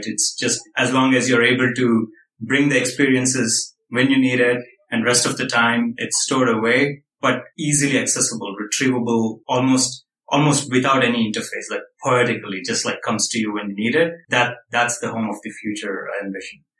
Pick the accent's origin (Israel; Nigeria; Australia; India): India; moved away as an adult; now in United States; I came from India, like where communal housing, like living in tight quarters was pretty, like I was used